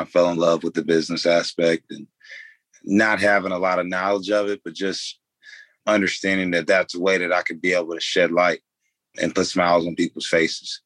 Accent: Fort Wayne, Indiana, United States; born and raised in Fort Wayne, Indiana

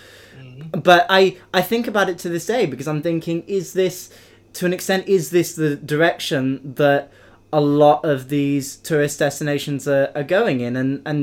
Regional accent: United Kingdom; I mean, for us, we're British, traveling outside the UK can be quite a big deal

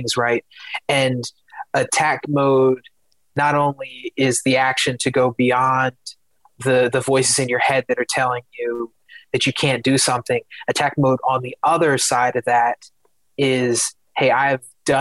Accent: Philadelphia, Pennsylvania, United States; I'm originally from Philadelphia. Kobe Bryant was born like maybe, I don't know, 10 or 15 minutes away from where I was born. So growing up, like being from Philadelphia

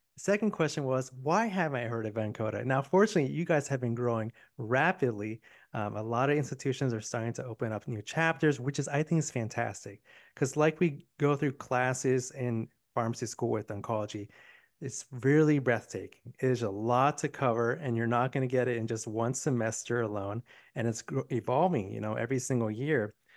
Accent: Miami, Florida, United States; now in Tampa, United States; I'm born and raised in Miami

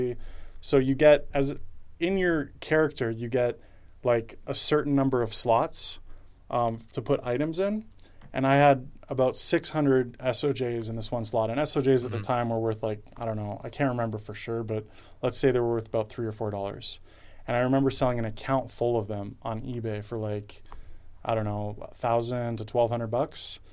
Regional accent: Toronto, Ontario, Canada; I grew up in Toronto

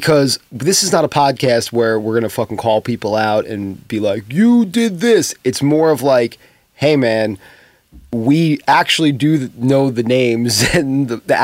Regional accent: New York, United States; I'm from New York

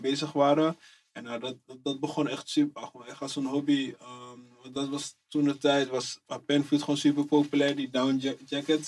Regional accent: Amsterdam, North Holland, Netherlands; Ik kom uit Amsterdam Oost, Eastside, buurt.

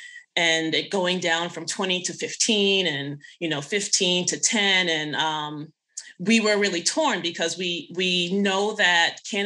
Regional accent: Boston, Massachusetts, United States; also born or lived in Jamaica; I was born in Jamaica, but raised in Boston

